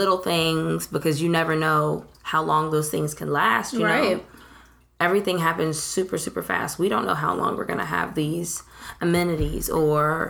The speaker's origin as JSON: {"language": "English", "town": "Montgomery", "region": "Alabama", "country": "United States", "said": "I'm from Montgomery"}